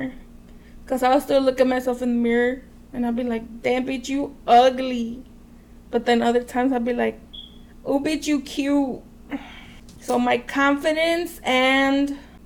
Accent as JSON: {"language": "English", "town": "Waukegan", "region": "Illinois", "country": "United States", "tie": "born or raised there", "said": "born in Waukegan at this hospital called Santa Teresa, but it doesn't exist anymore."}